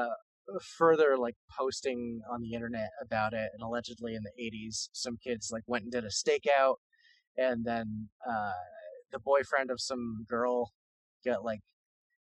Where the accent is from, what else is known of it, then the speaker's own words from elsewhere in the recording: Vermont, United States; I'm from Vermont